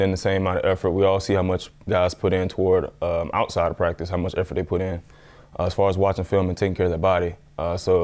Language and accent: English; the South, United States; I'm from the South